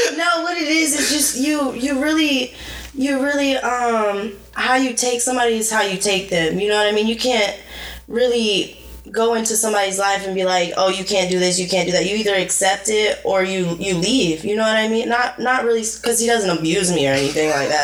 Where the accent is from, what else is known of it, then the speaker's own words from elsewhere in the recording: Arcadia, Florida, United States; I was born in Arcadia, Florida